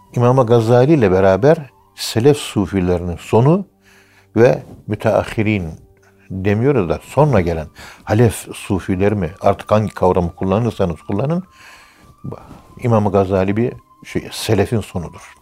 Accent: Turkey

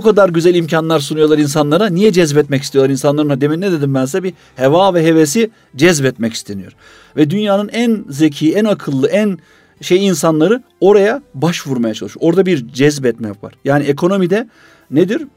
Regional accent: İzmit, Kocaeli, Turkey; ben İzmitliyim

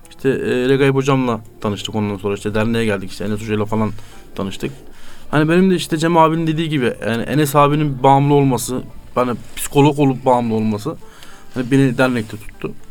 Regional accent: Siirt Province, Turkey; e, Siirtliyim, 28 yaşındayım.

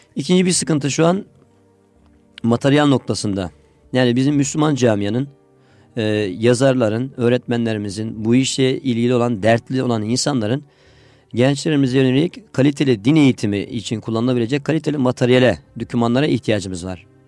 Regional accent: Adıyaman, Turkey; moved away as an adult; now in Istanbul, Turkey; Adıyamanlıyım. Evet. Adıyaman İmam Hatip Lisesi'ni bitirdim

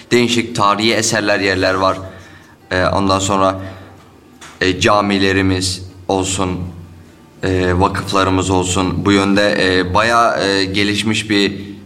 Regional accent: Manisa, Turkey; Manisalıyım. İmam Hatip mezunuyum.

